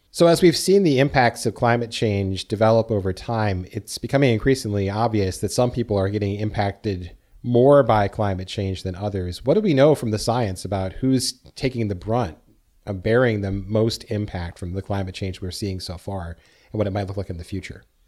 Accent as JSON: {"language": "English", "region": "Minnesota", "country": "United States", "tie": "born or raised there", "said": "I grew up here in Minnesota"}